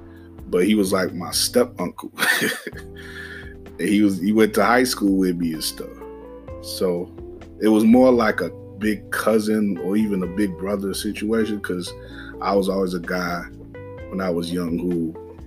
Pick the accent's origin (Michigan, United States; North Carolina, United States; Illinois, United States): Illinois, United States; Summit; I come from Margo, Illinois, Summit, just outside the city